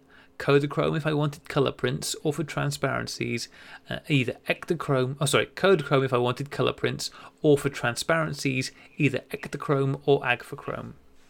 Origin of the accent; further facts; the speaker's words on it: England, United Kingdom; now in Australia; I am English, living in Australia